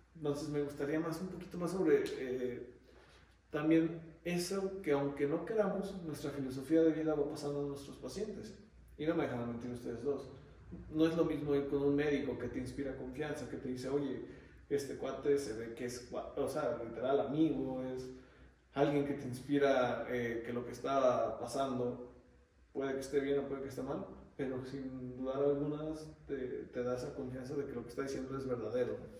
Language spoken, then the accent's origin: Spanish; Xalapa, Veracruz, Mexico; yo soy de Jalapa